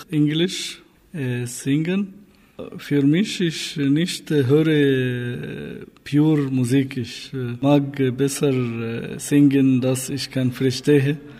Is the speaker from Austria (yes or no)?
no; Egypt; German is a second language; moved away; meine Heimat äh, Ägypten